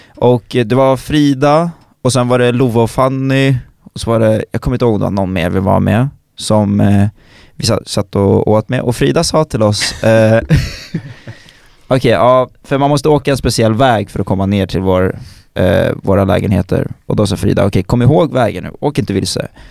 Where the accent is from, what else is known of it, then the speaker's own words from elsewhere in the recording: Stockholm, Stockholm County, Sweden; som stockholmare